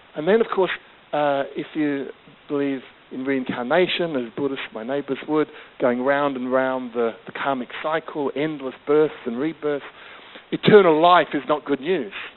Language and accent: English; Australia; was always growing up as a, um, uh, in Australia, my, my uh, as a British migrant kind of kid